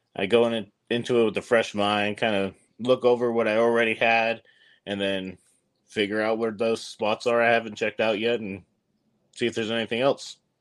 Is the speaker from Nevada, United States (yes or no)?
yes; Nevada, United States; my home state of Nevada